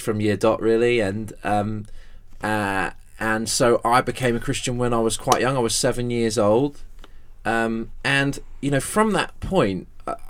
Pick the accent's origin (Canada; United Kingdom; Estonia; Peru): United Kingdom; Exeter, South West England; the local church I was brought up in my hometown of Exeter